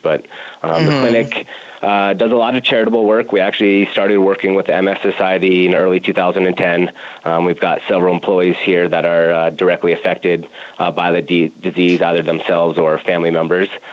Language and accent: English; Denver, Colorado, United States; also born or lived in Madison, Wisconsin / California; born and raised here in Denver